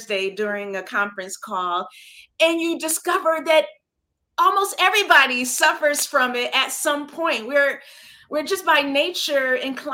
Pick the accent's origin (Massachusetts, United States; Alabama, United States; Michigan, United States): Michigan, United States; Flint; moved away as an adult; now in New York City, United States; I'm here, I'm in New York, I'm from Flint, Michigan